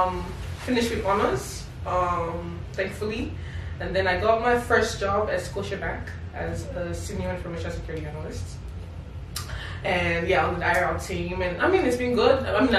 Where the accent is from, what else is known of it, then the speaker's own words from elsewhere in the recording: Nigeria; moved away as an adult; also born or lived in Delta State / Imo State; now in Canada; I grew up back in Nigeria, and like you said, I went to Covenant University